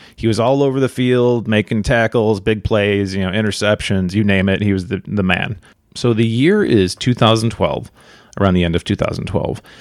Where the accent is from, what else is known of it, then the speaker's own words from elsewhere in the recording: near Chicago, Illinois, United States; I grew up near Chicago